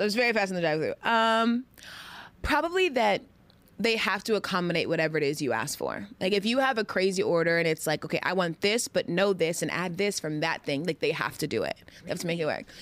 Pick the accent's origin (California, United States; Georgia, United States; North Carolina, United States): Georgia, United States; moved away as an adult; I lived in Georgia since I was six until I went off to college